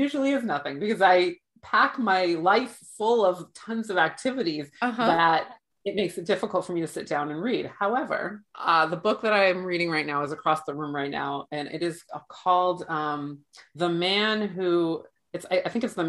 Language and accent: English; Massachusetts, United States; born there; also born or lived in New Hampshire / New Jersey / Florida; I was born in Massachusetts, and that's what I consider my home state. And I lived in New Hampshire for a while, and then I kind of bounced in between New Hampshire and Massachusetts. And then I lived in New Jersey for 10 years.